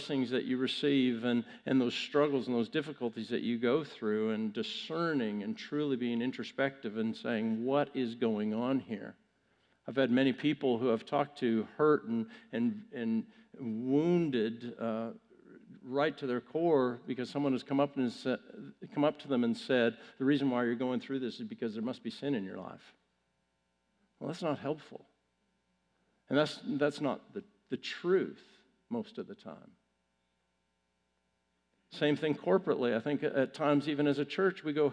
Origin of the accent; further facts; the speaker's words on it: Canada; moved away; I'm Canadian